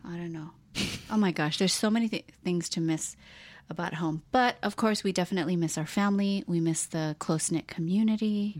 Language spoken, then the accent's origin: English; Hawaii, United States; moved away; as gay people growing up in Hawaii, such a small place